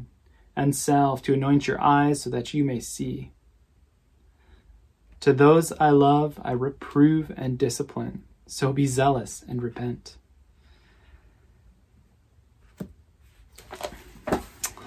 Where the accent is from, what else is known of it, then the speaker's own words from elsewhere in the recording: Lansing, Michigan, United States; a family that I grew up around in Lansing